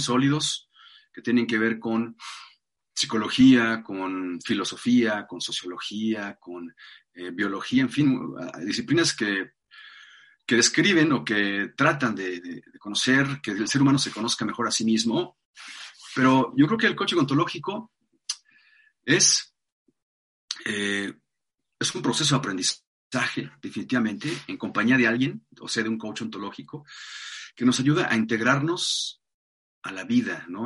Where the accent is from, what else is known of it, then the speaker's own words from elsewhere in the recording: Mexico City, Mexico; Nací en la Ciudad de México hace 48 años